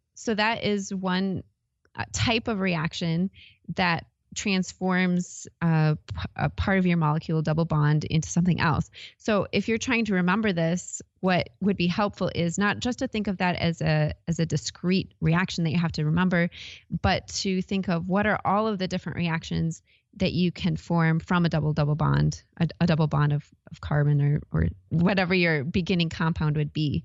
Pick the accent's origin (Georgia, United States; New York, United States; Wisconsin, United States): Wisconsin, United States; also born or lived in Iowa; now in Arizona, United States; I, I'm from Wisconsin, actually, originally